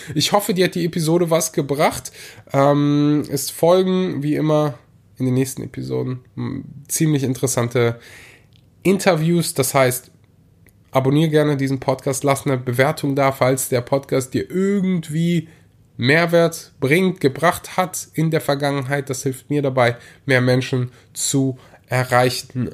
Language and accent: German; Rhineland, Germany; bei uns im Rheinland so war, aber wir hatten in der Grundschule immer so eine Milch